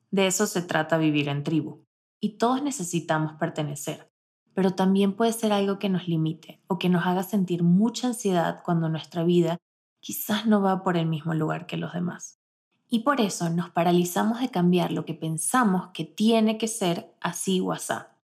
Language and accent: Spanish; Barquisimeto, Lara, Venezuela; moved away as an adult; now in Mexico; Desde que tenía 4 años estudiaba en el mismo colegio de mi ciudad natal, Barquisimeto